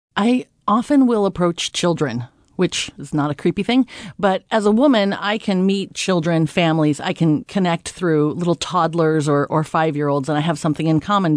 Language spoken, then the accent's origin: English; United States; we as American women are raised to use direct eye contact